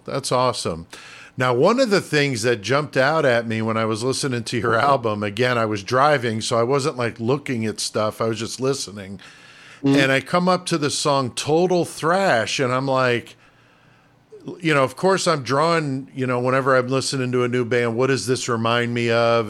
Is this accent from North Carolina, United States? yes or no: no; New York City, New York, United States; moved away as an adult; also born or lived in Connecticut; now in Illinois, United States; from the Bronx in New York, and yeah. that's where I was born. I just moved out here to Illinois when I was an adult, so oh, I I, I grew up on the East Coast in New York, Connecticut